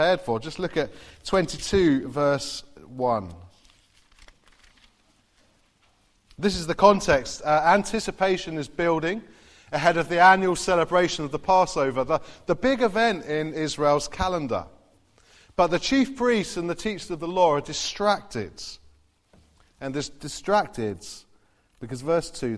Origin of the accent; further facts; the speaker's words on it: Farnborough, South East England, United Kingdom; also born or lived in Derby; now in Basingstoke, United Kingdom; I grew up in Farnborough as well